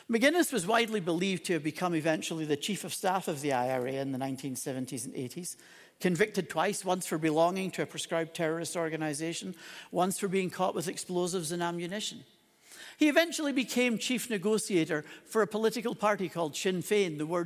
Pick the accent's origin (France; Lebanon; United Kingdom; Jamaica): United Kingdom; Northern Ireland; also born or lived in Scotland; now in Calgary, Canada; I was born in Scotland, but I actually grew up most of my childhood in a little place called Northern Ireland